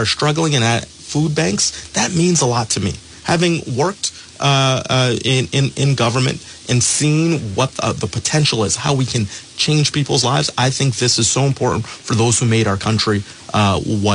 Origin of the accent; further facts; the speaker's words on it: Pawtucket, Rhode Island, United States; I grew up in Pawtucket. I'm a son of the Blackstone Valley.